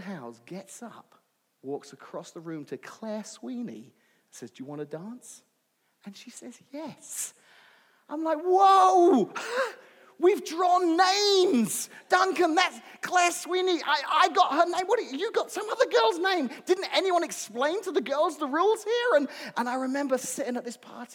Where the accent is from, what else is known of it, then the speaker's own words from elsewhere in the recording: London, United Kingdom; Where I grew up in London, I went to an all-boys high school